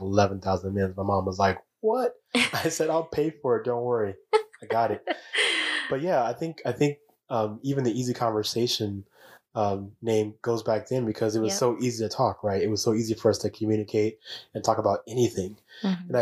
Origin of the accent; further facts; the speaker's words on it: Chicago, Illinois, United States; moved away; I was Chicago born and bred and convinced I was going to live and die in Chicago